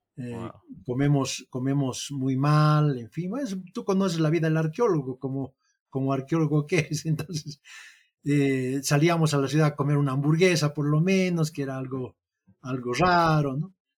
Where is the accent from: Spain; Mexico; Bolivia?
Bolivia; como boliviano